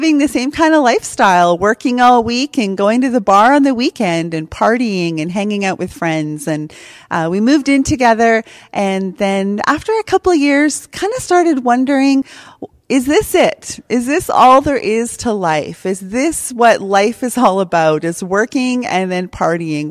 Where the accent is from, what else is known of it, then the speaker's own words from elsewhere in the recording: Prince George, British Columbia, Canada; I'm a homegrown Prince George girl. I've lived here pretty much all my life.